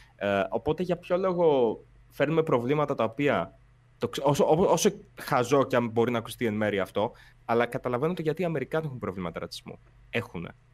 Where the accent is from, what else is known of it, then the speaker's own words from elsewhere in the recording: Volos, Thessaly, Greece; η καταγωγή μου είναι από το Βόλο